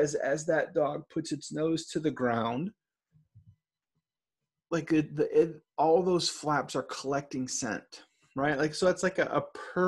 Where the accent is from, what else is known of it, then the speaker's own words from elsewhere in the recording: Michigan, United States; I'm from Michigan